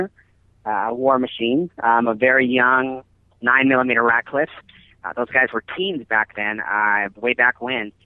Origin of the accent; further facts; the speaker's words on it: Denver, Colorado, United States; moved away; I grew up in Denver, Colorado